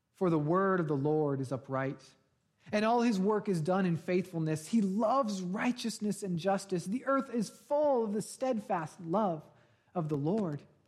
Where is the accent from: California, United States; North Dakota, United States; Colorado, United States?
California, United States; Bay Area; moved away; I grew up in the Bay Area